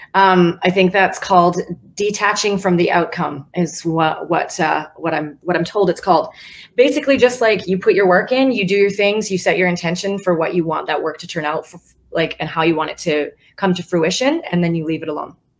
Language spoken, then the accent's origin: English; West Coast, United States; now in Nashville, United States; I'm from the West Coast